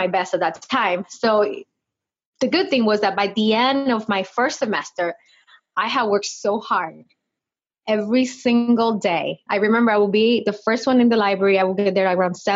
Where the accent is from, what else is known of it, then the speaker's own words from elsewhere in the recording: Dominican Republic; English is a second language; moved away as an adult; also born or lived in California, United States / Michigan, United States; now in United States; I am from the Dominican Republic. I moved to the States back in 2001